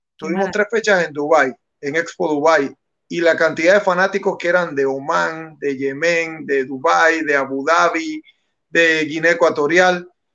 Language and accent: Spanish; Panama; si nosotros somos panameños